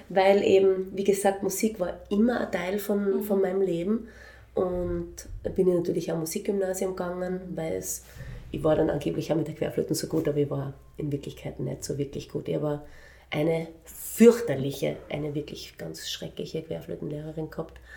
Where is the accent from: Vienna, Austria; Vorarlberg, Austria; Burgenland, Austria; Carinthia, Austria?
Vienna, Austria; ich bin in Wien aufgewachsen, also ich bin in Wien geboren